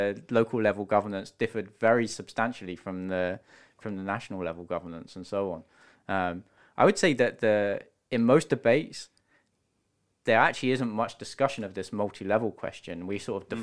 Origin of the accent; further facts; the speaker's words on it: United Kingdom; accent: British; I'm British, you may be able to tell from the accent.